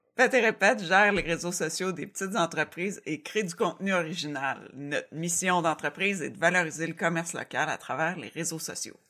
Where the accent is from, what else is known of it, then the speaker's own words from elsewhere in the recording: Cowansville, Quebec, Canada; also born or lived in Montreal; je suis originaire de Cowansville